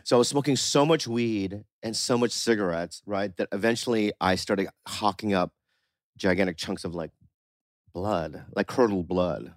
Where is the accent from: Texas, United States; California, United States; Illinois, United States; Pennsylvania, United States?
California, United States; San Diego; also born or lived in Poway / La Jolla; I grew up in San Diego